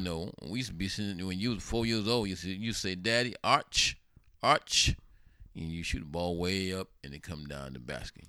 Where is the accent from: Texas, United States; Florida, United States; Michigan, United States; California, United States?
Florida, United States; Sarasota; moved away; here I am, you know, from Sarasota, Florida